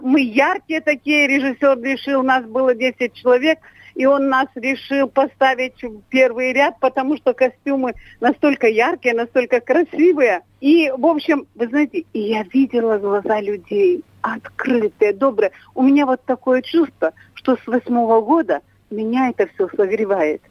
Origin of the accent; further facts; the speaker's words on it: Tyumen Oblast, Russia; я родилась и выросла в деревне, которую основали белорусы в 1897 году